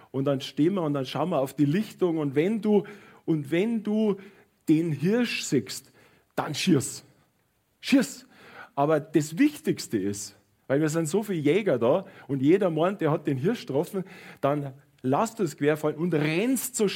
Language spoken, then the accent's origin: German; Munich, Bavaria, Germany; ich bin in München aufgewachsen und ich bin äh, ich bin liebend gern immer am Münchner Fiktualienmarkt gewesen.